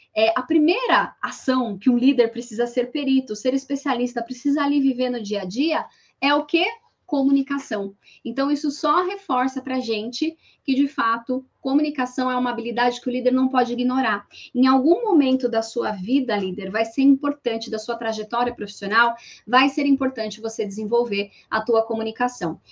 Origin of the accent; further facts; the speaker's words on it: São Paulo, Brazil; sou paulista